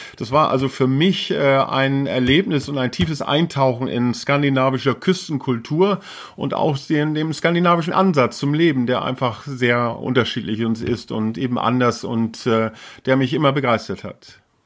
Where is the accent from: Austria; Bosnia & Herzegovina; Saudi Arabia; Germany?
Germany; Schleswig-Holstein; first language Low German; also born or lived in Stapelholm; Also ich bin in, in Schleswig geboren. Ich äh, bin in Schleswig-Holstein groß geworden.